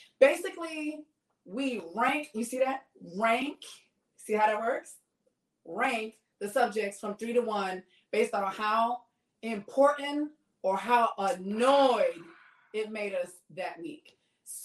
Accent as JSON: {"language": "English", "town": "New York City", "region": "New York", "country": "United States", "said": "I'm from the Bronx."}